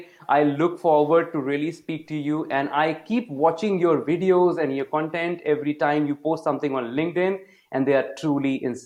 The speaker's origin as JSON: {"language": "English", "town": "Varanasi", "region": "Uttar Pradesh", "country": "India", "said": "I'm also very from a small town. I'm come from Varanasi in UP."}